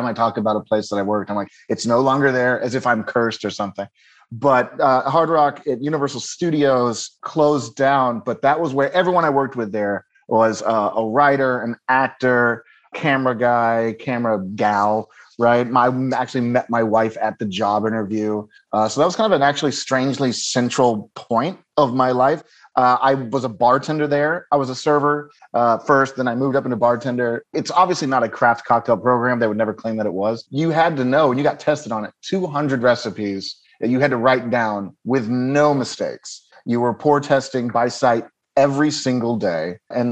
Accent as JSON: {"language": "English", "town": "Dallas", "region": "Texas", "country": "United States", "tie": "born or raised there", "also_born_or_lived": "Cincinnati, Ohio / California", "moved": "as an adult", "lives_now": "Los Angeles, United States", "said": "growing up in Dallas and then moving to California"}